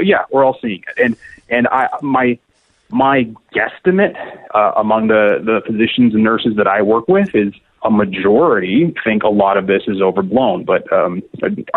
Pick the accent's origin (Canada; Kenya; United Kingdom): Canada; I'm Canadian